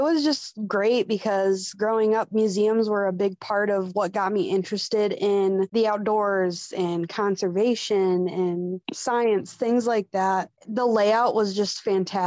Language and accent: English; West Michigan, United States; growing up in West Michigan, it's pretty flat